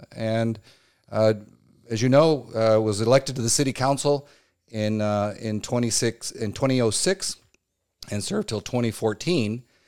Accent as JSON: {"language": "English", "town": "Chula Vista", "region": "California", "country": "United States", "tie": "born or raised there", "also_born_or_lived": "Chico, California", "said": "I am a lifelong Chula Vista. I grew up in the Castle Park area from birth."}